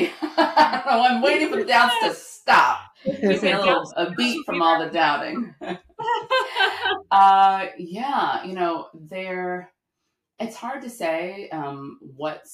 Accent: the South, United States; I'm from the South

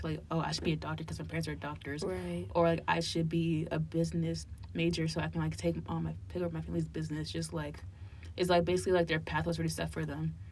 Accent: Hillside, New Jersey, United States; now in Cincinnati, United States; I grew up in New Jersey, like my younger, earlier childhood years, and I grew up in a place called Hillside, and it's like near Newark and Irvington

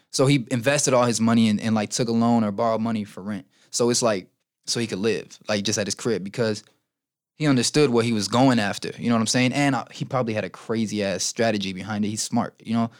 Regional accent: Chicago, Illinois, United States; I've kind of accepted what Chicago is and what it has done to us

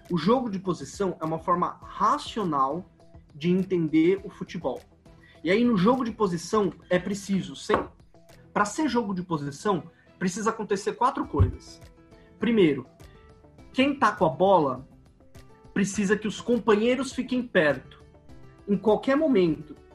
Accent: São Paulo, Brazil; É, eu sou de São Paulo. São Paulo tem uma cultura de futebol muito, muito, muito diferente da cultura do Rio.

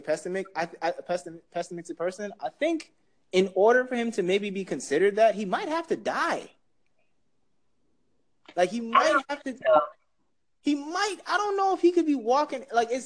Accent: Jamaica; as a Jamaican

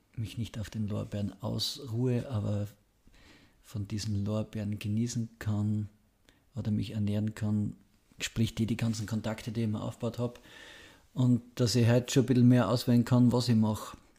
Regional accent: home town near Graz, Styria, Austria; mit dem Fußballtrainer aus Graz zum Fußballtraining in meinen Heimatort gefahren, habe quasi 200, 300 Meter neben meinem Heimathaus Fußball trainiert

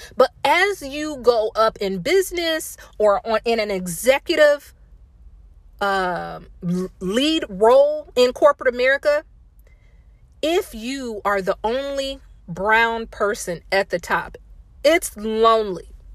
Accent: Indiana, United States; moved away as an adult; also born or lived in Fayetteville, North Carolina; I'm from Indiana

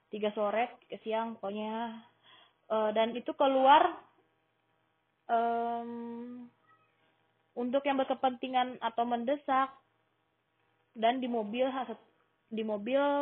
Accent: Riyadh, Riyadh Province, Saudi Arabia; now in Jeddah, Saudi Arabia; Gue dari lahir tinggal di Riyadh, Saudi Arabia. Tapi hmm, 5 tahun terakhir gue tinggal di Jeddah karena gue mengajar di sekolah Indonesia Jeddah

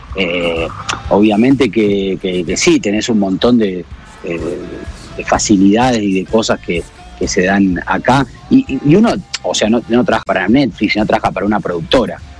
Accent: Rosario, Santa Fe, Argentina; accent: Rosarino; moved away; nosotros no las comemos las S, nosotros las aspiramos, los rosadinos

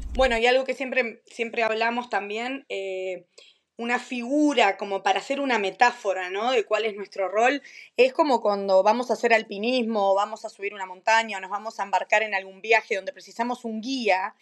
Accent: Maldonado, Uruguay; moved away as an adult; also born or lived in United States / Cambridge, England; now in Aberystwyth, United Kingdom; también soy de Uruguay, nací en Maldonado, me fui de Uruguay en el año 2009, 2010

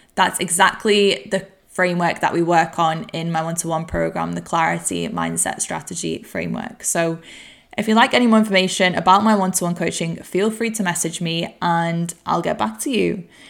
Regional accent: Warrington, North West England, United Kingdom; moved away; I'm recording this podcast from my hometown of Warrington

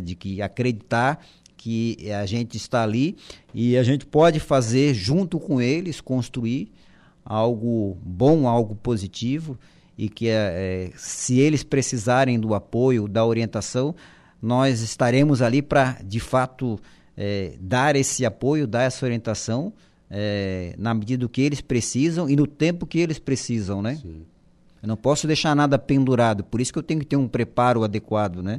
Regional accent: Florianópolis, Santa Catarina, Brazil; eu sou lá de Florianópolis, né, manezinho da ilha. É, é, estudei a, a, minha vida escolar toda em, em colégio público

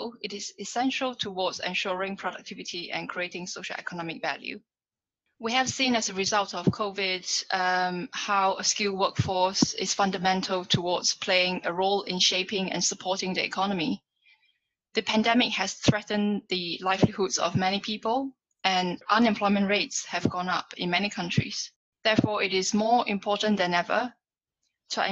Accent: Singapore; now in London, United Kingdom; I come from Singapore

